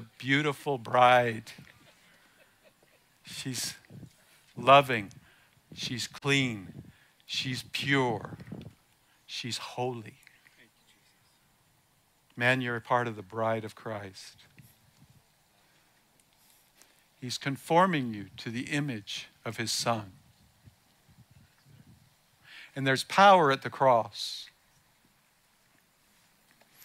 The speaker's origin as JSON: {"language": "English", "region": "the South", "country": "United States", "tie": "born or raised there", "said": "I was born in the South. I mean, I grew up most of the time in the South"}